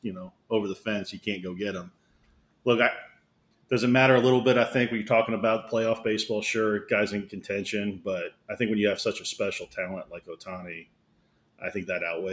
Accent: Kansas City, United States; moved away as an adult; also born or lived in Loudonville, New York; I grew up in Kansas City. You guys probably don't know that. So I graduated high school in Kansas City

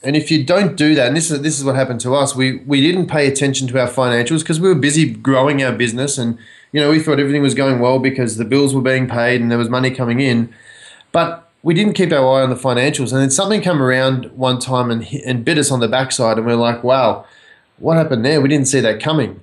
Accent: Australia; moved away as an adult; now in United States; I grew up in Australia

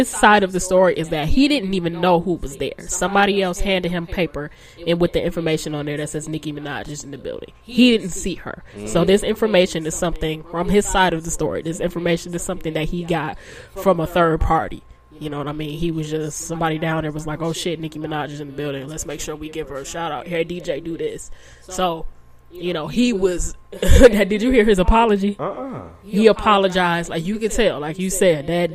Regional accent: Detroit, Michigan, United States; from the 313 in particular, Detroit, baby, we are from Detroit

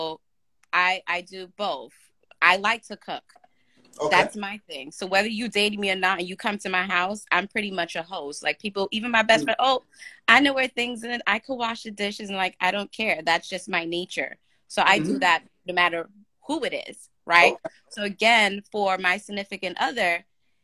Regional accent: New York, United States; I'm from New York

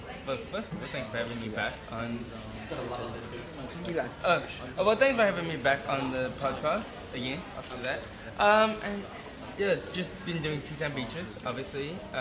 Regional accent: New Zealand; Especially working with a fellow Kiwi as well.

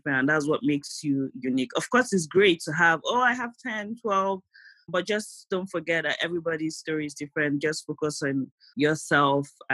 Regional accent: Nigeria; moved away as an adult; now in United States; my friends that I came from Nigeria

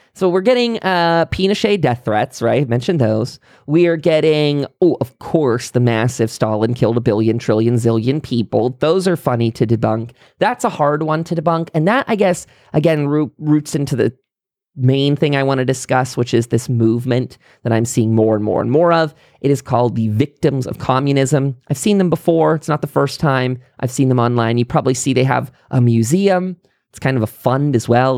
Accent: United States; as an American

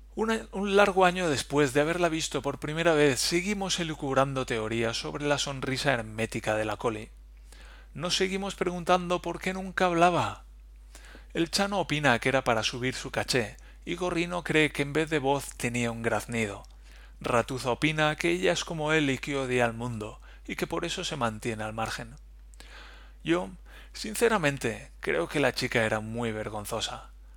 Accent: Valencia, Valencian Community, Spain; moved away as an adult; now in Germany; Yo vengo de Valencia, de donde las palmeras y la playa.

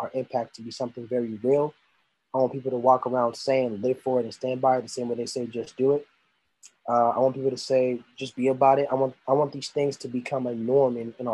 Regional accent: Lagos, Nigeria; moved away; property of Lagos. That's where I was born

